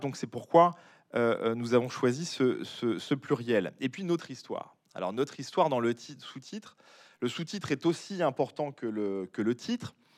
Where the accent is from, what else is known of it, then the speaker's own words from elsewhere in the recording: Bordeaux, Nouvelle-Aquitaine, France; moved away; je ne vis pas à Bordeaux, mais je suis natif de Bordeaux